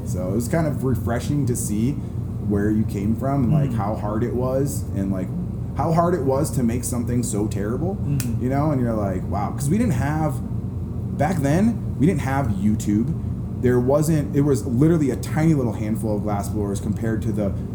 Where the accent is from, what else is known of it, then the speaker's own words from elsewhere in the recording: Chicago, Illinois, United States; I grew up in Chicago